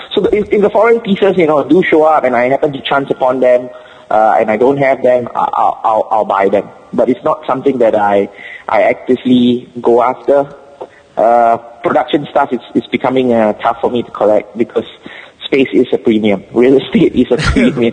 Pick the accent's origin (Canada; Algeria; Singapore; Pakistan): Singapore; accent: Singapore; first language English; my Singapore accent